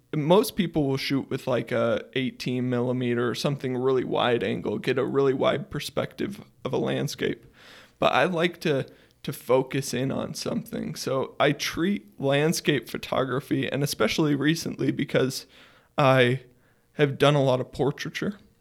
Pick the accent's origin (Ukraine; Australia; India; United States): United States; Sugar City, Idaho; I was born in Sugar City. Uh, it's a tiny town in Idaho, about a thousand people